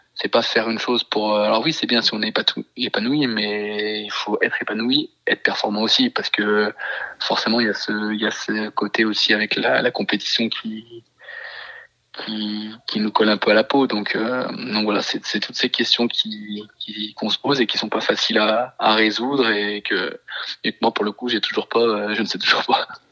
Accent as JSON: {"language": "French", "area": "Isère", "region": "Auvergne-Rhône-Alpes", "country": "France", "tie": "born or raised there", "moved": "as an adult", "said": "nous on est originaire de l'Isère avec ma femme"}